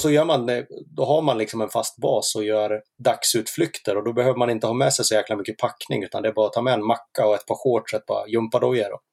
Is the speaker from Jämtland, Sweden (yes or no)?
yes; Sveg, Jämtland, Sweden; also born or lived in Leksand / Härjedalen mountains; now in Falun, Sweden; jag är uppvuxen i Sveg